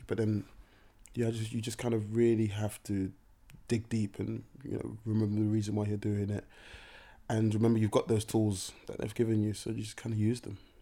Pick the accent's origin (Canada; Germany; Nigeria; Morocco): Nigeria; being Nigerian